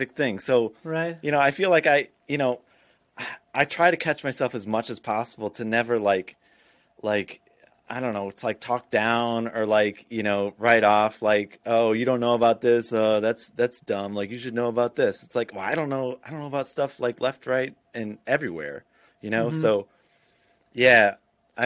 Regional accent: Florida, United States; also born or lived in Illinois; I grew up half in Illinois, half in Florida, like the later half of my childhood in Florida

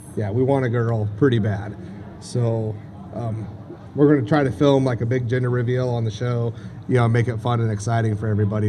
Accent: Crescent City, California, United States; I was born in Crescent City, California

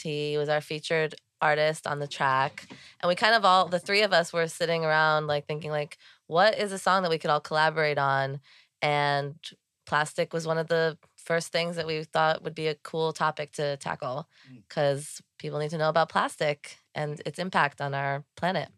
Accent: New York City, New York, United States; I was born here in New York City and I grew up in Soho, which is in lower Manhattan.

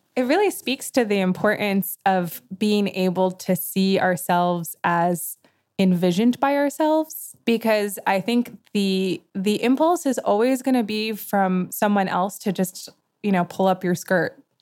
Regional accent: New York, United States; I grew up in New York with many artists

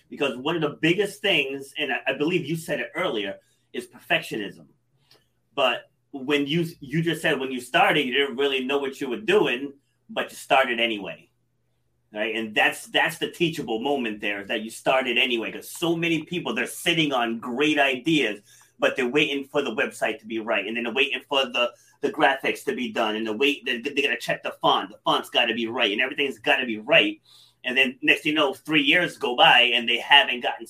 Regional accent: Rhode Island, United States; also born or lived in New York City; I was born in New York City, but I was raised here in Rhode Island

